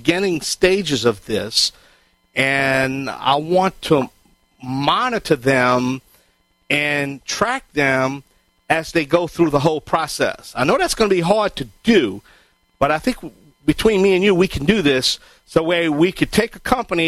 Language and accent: English; Cajun, Louisiana, United States; I am the Cajun contractor